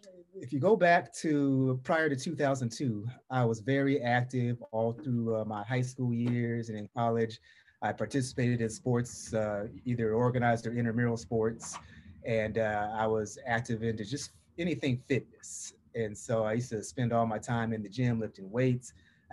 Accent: Portland, Oregon, United States; Well, I'm from Portland, Oregon on the West Coast. But my people always tease me and say I sound like I'm from the South.

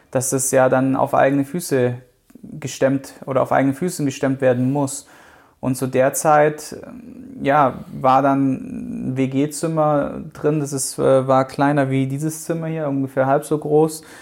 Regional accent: Baden-Württemberg, Germany; Ich komme halt aus dem Schwaberländle, da ist es halt dann ne, Haus bauen, äh, Baum pflanzen, Auto kaufen

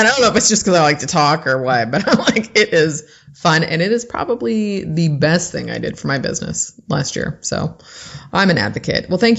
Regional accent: Bay Area, California, United States; I've born and raised in the Bay Area.

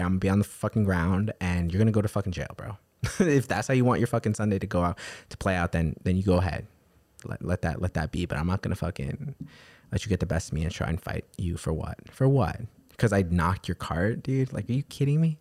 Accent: New York City, New York, United States; growing up in New York City my whole entire life

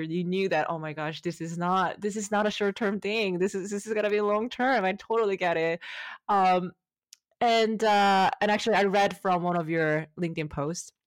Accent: South Korea; moved away; I'm from South Korea

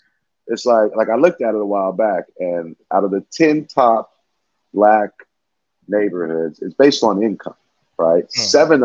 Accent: Coy, Alabama, United States; born there; Born in Alabama. I was born in Coy, Alabama.

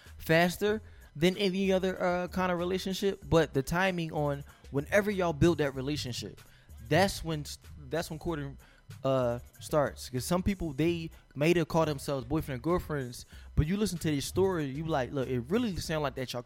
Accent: Philadelphia, Pennsylvania, United States; Philadelphia, Pennsylvania.

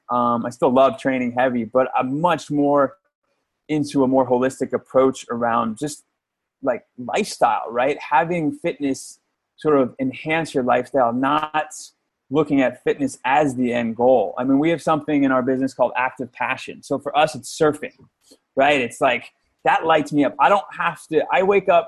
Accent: outside of New York City, United States; moved away; I grew up outside of New York City.

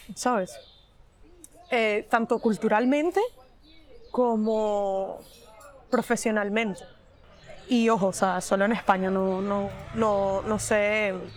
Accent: Venezuela; moved away as an adult; also born or lived in West Virginia, United States / Madrid, Spain; now in Barcelona, Spain; Soy venezolana, tengo 28 años

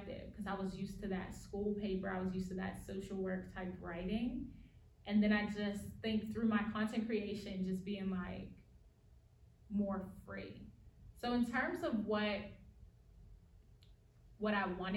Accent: United States; accent: African-American Vernacular English; first language African-American Vernacular English; this is my native language, like African-American vernacular English

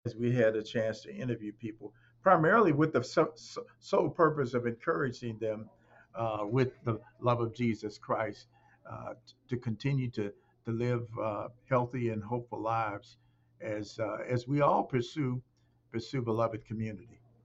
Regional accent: Chicago, Illinois, United States; moved away as an adult; also born or lived in Iowa / Ohio; now in Indiana, United States; I was born in Chicago, but my parents were born from in in Alabama, and I've lived in Iowa, uh, Ohio, and Indiana

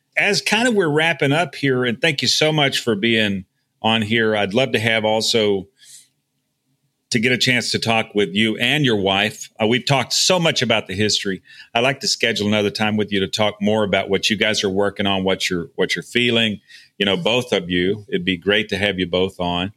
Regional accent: Texas, United States; moved away as an adult; I was, you know, born and raised in Texas. I lived outside for a number of years, and I'm living, you know, back in Texas now

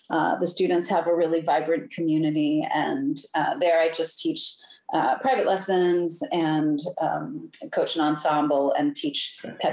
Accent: Ohio, United States; also born or lived in California / Germany; Home state. I'm from Ohio. I was born.

